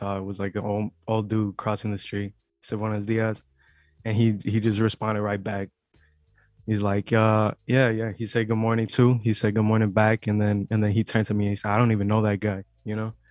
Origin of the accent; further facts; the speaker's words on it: Chicago, Illinois, United States; I'm also from Little Village as well.